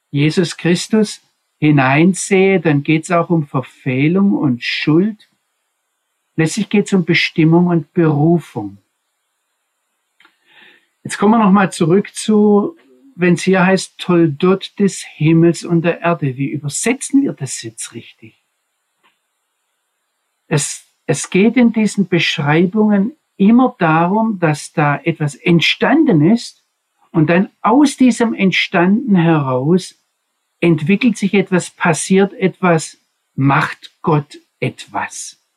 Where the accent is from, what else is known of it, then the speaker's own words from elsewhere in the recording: Swabia, Germany; accent: Swabian; Also mein schwäbischer Akzent kommt von daher, wo ich aufgewachsen bin.